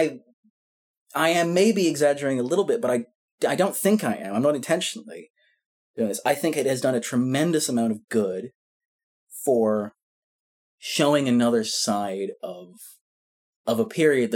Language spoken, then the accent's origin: English; Scotland, United Kingdom; I'm Scottish